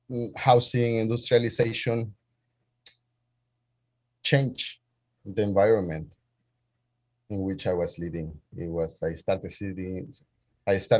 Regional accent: El Salvador; moved away as an adult; now in Indianapolis, United States; I'm an immigrant from El Salvador. I moved here when I was about 20 in the fall of the year 2000.

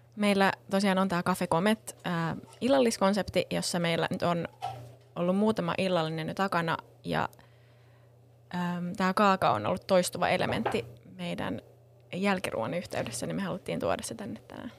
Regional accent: Helsinki, Uusimaa, Finland; Mä oon helsinkiläinen, täällä Kruunhaasta kotoisin

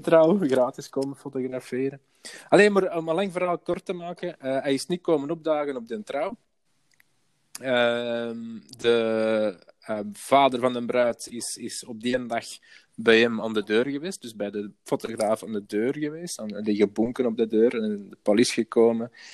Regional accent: Antwerp, Flanders, Belgium; moved away as an adult; now in Merksem, Belgium; ik kom van Antwerpen. Eh, ik, heb er vroeger gewoond

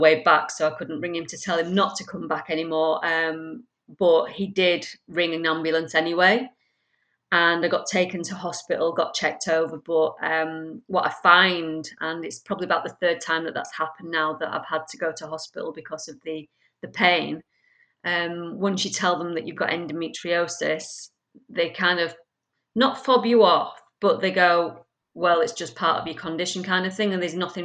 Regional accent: Leeds, Yorkshire and the Humber, United Kingdom; also born or lived in France; now in Manchester, United Kingdom; I was born and bred in Leeds, but then I moved around so much, including living in many places around France

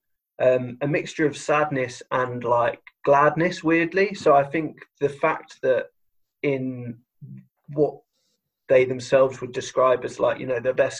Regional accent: United Kingdom

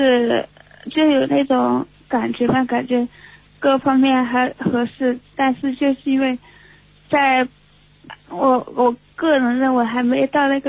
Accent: Sichuan, China; 哎，我来自四川。

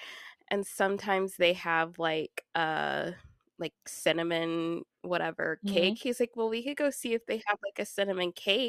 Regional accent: Kansas, United States; And then I'm also from Kansas, so we eat cinnamon rolls with our chili.

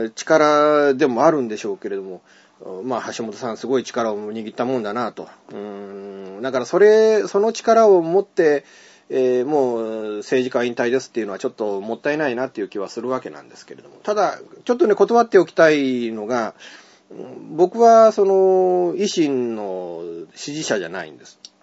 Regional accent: Higashiosaka, Osaka, Japan; moved away; also born or lived in Yao, Osaka; 僕も大阪府で生まれた人間、まあ、僕生まれたのは東大阪市で、その後八尾市で、まあ、2年間ほど育ってって感じだった

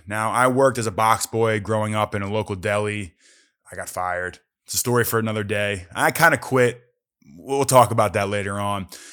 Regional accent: Philadelphia, Pennsylvania, United States; moved away; also born or lived in New Jersey / Arizona; I grew up in Philadelphia. in the suburbs of Philadelphia, right outside, you know, north, northeast Philly

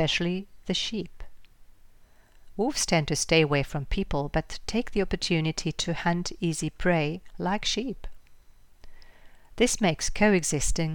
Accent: Germany; right here in my home country, Germany

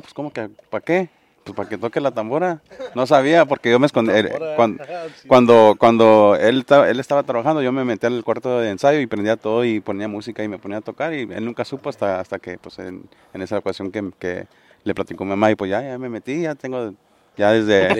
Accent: Ojinaga, Chihuahua, Mexico; originario de Ojinaga, Chihuahua

